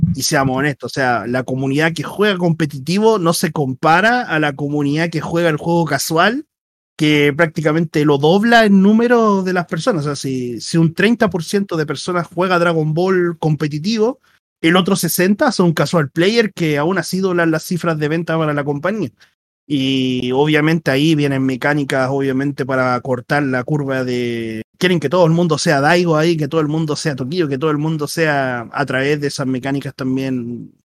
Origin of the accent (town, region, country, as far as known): Chile